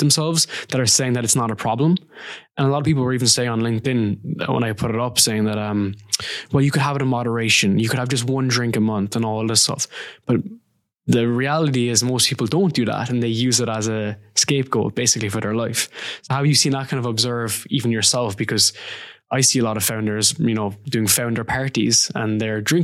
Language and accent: English; Ireland; I'm from Ireland